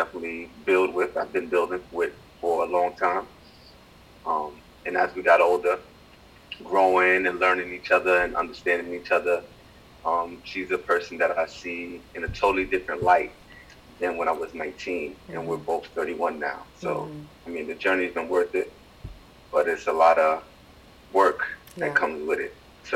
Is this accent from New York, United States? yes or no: yes; New York City, New York, United States; born and raised in the Bronx